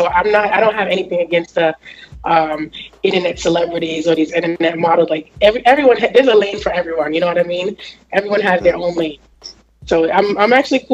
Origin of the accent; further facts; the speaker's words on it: New York City, New York, United States; I'm from Jamaica, Queens.